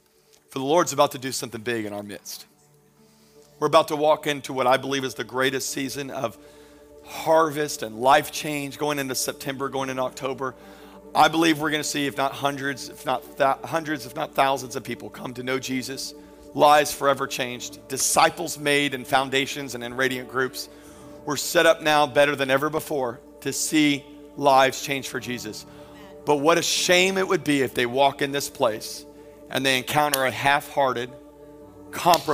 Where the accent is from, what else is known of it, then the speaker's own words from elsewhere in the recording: Pensacola, Florida, United States; I grew up in Pensacola in the 90s